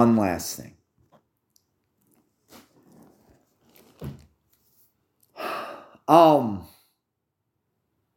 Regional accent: United States; I'm an American

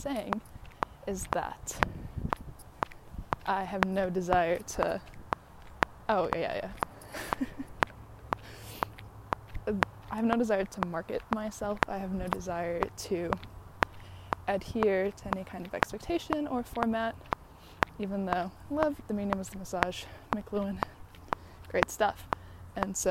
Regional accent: Chicago, Illinois, United States; moved away as an adult; also born or lived in San Diego / New York / London; I was born in San Diego, but I grew up in Chicago, and I went to university in New York

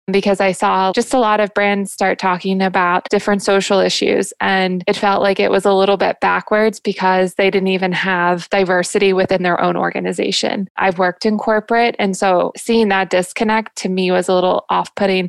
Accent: Jacksonville, Florida, United States; I'm from Jacksonville

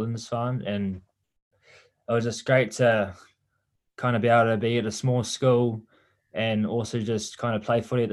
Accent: Waipawa, Hawke's Bay, New Zealand; I grew up in Waipawa in Central Hawke's Bay

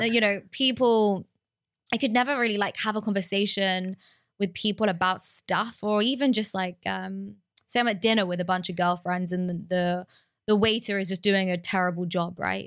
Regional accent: London, United Kingdom; moved away; growing up in London

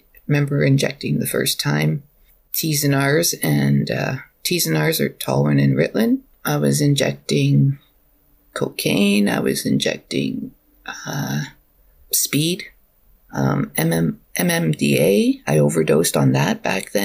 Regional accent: Alberta, Canada; moved away as an adult; now in British Columbia, Canada; I'm from Alberta originally

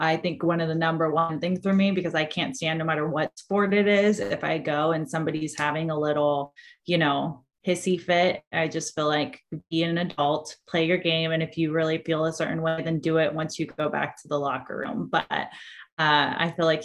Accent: Orange County, California, United States; I actually grew up going to school in Orange County

